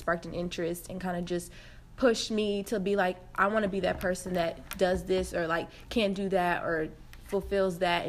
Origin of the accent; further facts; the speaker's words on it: Atlanta, Georgia, United States; moved away; I'm from Atlanta, Georgia